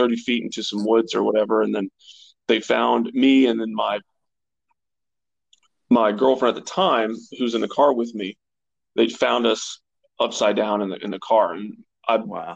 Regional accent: Bowling Green, Kentucky, United States; I'm from Bowling Green, Kentucky. I grew up kind of your, you know, quintessential young athlete

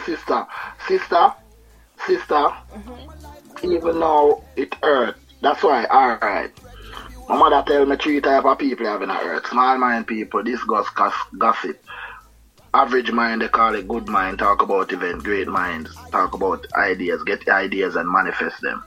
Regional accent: Kingston, Jamaica; moved away as an adult; also born or lived in Switzerland; now in England; I'm from East Kingston, you know. At that time, I'm here in England

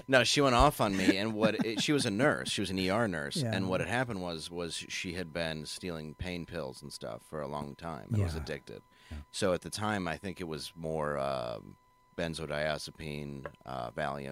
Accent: Detroit, Michigan, United States; I'm from Detroit. We make them.

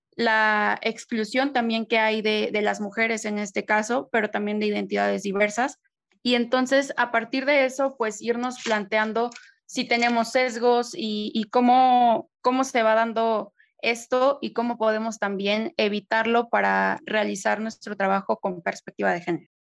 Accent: San Luis Potosí, Mexico; soy de San Luis Potosí

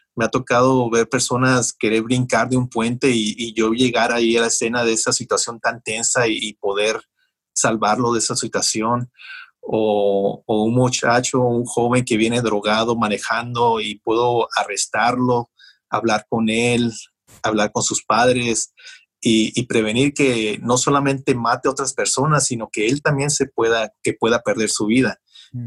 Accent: Mexicali, Baja California, Mexico; also born or lived in Calexico, California; now in United States; Cuando yo crecí en Mexicali, yo crecí con un padre alcohólico

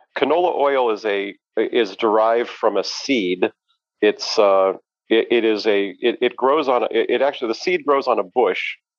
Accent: Denver, Colorado, United States; moved away as an adult; now in Chicago, United States; I grew up in Denver, Colorado

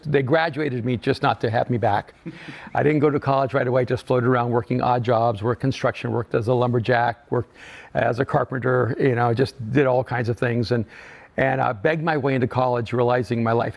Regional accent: El Salvador; moved away; I'm an immigrant from El Salvador

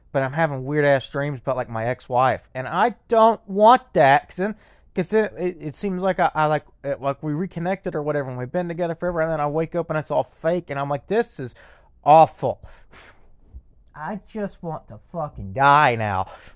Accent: Lexington, Texas, United States; Lexington, my hometown

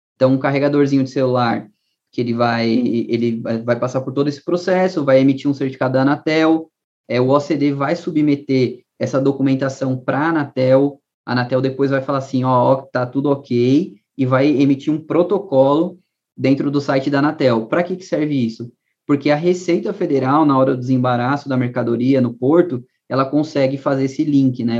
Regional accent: São Paulo, Brazil; also born or lived in Northeast Brazil; eu morei no Nordeste, dos 14 aos 18 anos, nasci em São Paulo, mas morei no Nordeste quatro anos

